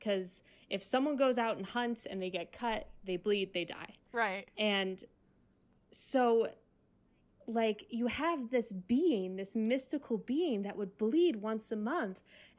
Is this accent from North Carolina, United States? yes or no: no; Ocean City, New Jersey, United States; I grew up in Ocean City, New Jersey, South Jersey.